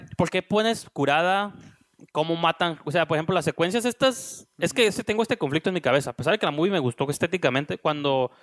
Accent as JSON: {"language": "Spanish", "country": "Mexico", "said": "nosotros como mexicanos"}